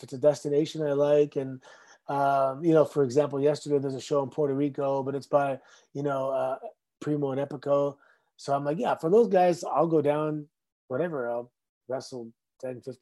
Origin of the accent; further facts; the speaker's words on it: Mississauga, Ontario, Canada; Growing up in Mississauga, and our new neighborhood was built in 1981, and we all kind of moved in 1982